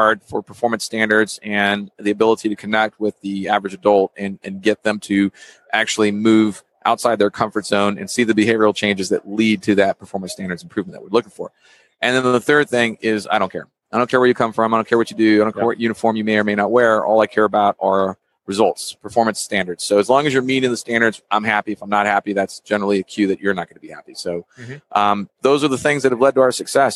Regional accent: Texas, United States; moved away as an adult; born and raised in Texas, I left for the Navy.

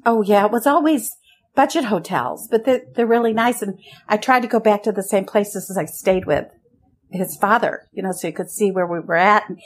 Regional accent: Lafayette, California, United States; moved away as an adult; also born or lived in Europe / Nicaragua; I grew up in Lafayette with my parents

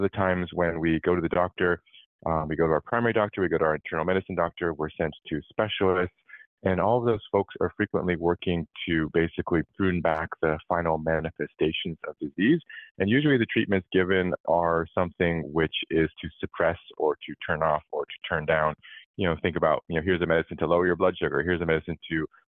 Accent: California, United States; I grew up in California

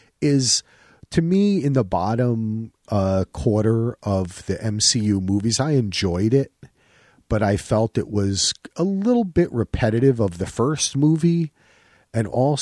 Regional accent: New Jersey, United States; my father is Sam, is a Jewish guy from Newark, you know, and I'm an Irish guy, still from Jersey

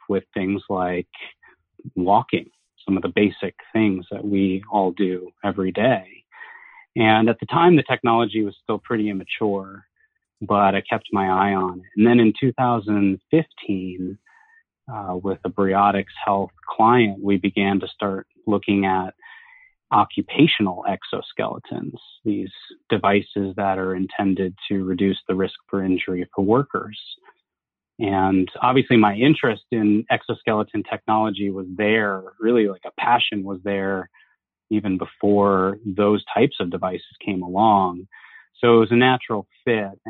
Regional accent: Huntington Station, New York, United States; also born or lived in Boston; I was born in Huntington. I grew up in Huntington Station on Long Island in New York.

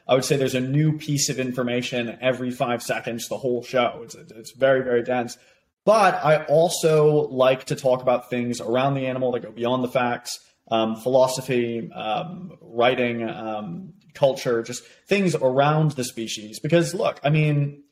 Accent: United States; moved away as an adult; also born or lived in Boston; now in Oxford, United Kingdom; me being American

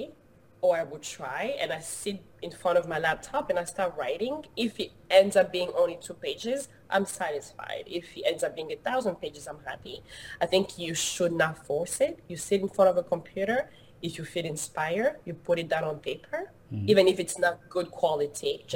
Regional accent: DR Congo; now in Los Angeles, United States; I was born and raised in the Democratic Republic of Congo, which is in Central Africa

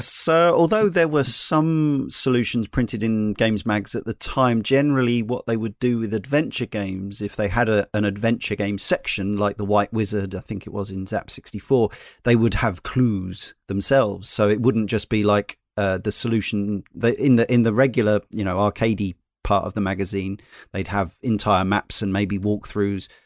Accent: United States; now in United Kingdom; being in Britain as an American

